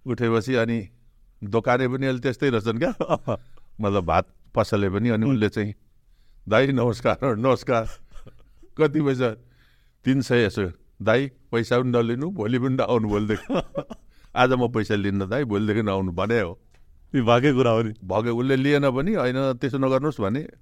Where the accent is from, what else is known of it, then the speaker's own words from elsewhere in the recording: Pikhuwa, Koshi Province, Nepal; मेरो गाउँ पिखुवा यता